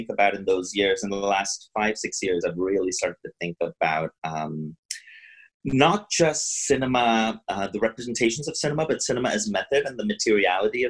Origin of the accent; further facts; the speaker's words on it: India; moved away as an adult; also born or lived in Pittsburgh, United States; now in United States; I grew up in India